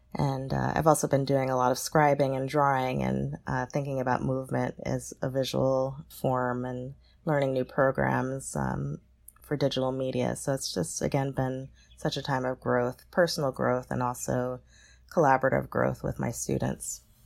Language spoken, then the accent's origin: English; New York City, New York, United States; being a New Yorker and attending Dance Theater of Harlem and the L A School